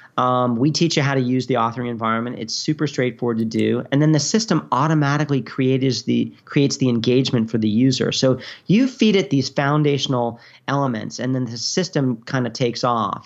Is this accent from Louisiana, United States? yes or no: no; New York, United States; moved away as an adult; also born or lived in Virginia / Japan; I'm from New York originally